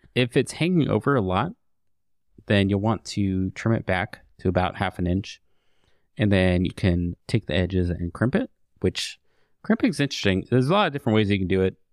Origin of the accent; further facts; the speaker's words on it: United States; I am of Swedish descent. Not that far back. I mean, I'm straight up American now